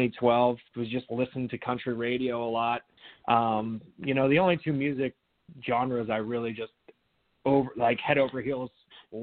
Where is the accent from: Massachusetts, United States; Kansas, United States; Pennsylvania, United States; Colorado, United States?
Pennsylvania, United States; Pittsburgh; moved away as an adult; now in New Jersey, United States; I was born and raised in the Pittsburgh, Pennsylvania area outside of the city.